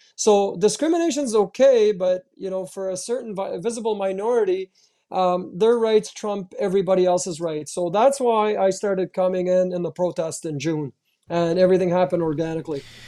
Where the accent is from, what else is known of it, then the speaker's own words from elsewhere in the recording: Ottawa, Ontario, Canada; I grew up in Ottawa, Ontario, Canada